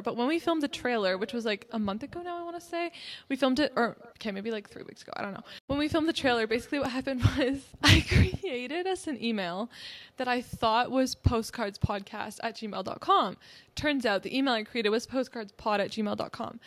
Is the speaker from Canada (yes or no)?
yes; near Toronto, Ontario, Canada; I grew up, like, near it